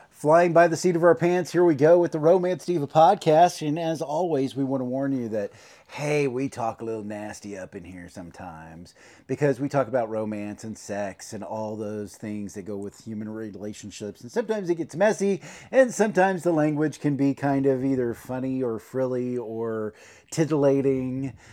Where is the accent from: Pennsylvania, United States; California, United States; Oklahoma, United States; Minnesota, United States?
Oklahoma, United States; growing up in Oklahoma back in the sixties and seventies and eighties